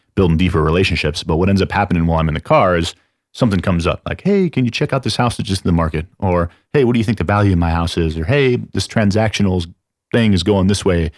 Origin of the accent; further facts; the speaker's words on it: San Antonio, Texas, United States; I'm from San Antonio